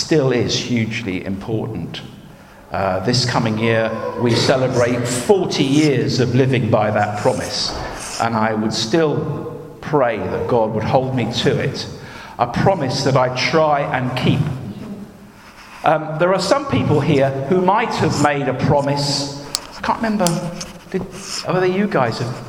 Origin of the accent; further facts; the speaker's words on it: United Kingdom; I was born here